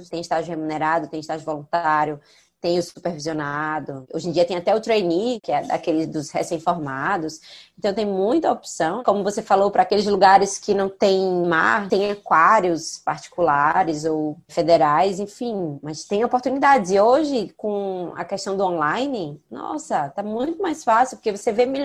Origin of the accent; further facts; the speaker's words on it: São Paulo, Brazil; eu sou de São Paulo, não tenho acesso ao litoral.